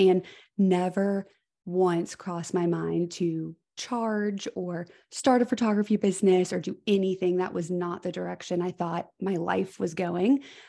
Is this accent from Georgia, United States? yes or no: yes; Georgia, United States; It is so nice for people to say, where are you from? Immediately I can go into, you know, being from Georgia, moved mm-hmm. here.